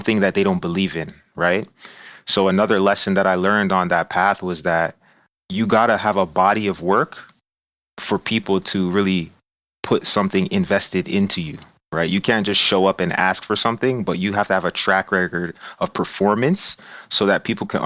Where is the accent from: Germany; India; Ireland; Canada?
Canada; Brampton, Ontario; I'm originally from Brampton, Ontario. I grew up in the same house that my mom still lives in to this day. So really born and raised